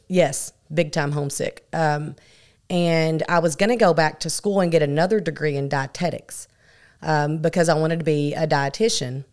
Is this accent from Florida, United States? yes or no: yes; Miami, Florida, United States; now in Paragould, United States; I moved to Miami, Florida at a very young age, at three or four. So my younger years I spent there